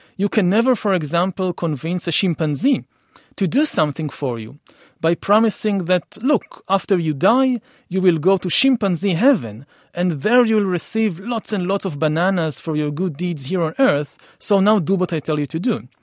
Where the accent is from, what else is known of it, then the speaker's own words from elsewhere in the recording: Israel; I come from Israel for the Middle East